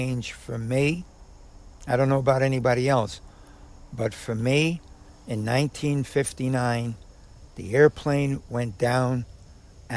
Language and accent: English; New York City, New York, United States; I'm born and raised in Harlem